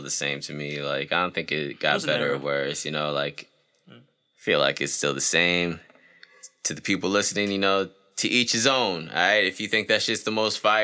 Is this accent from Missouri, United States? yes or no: no; New York City, New York, United States; I was born out in Queens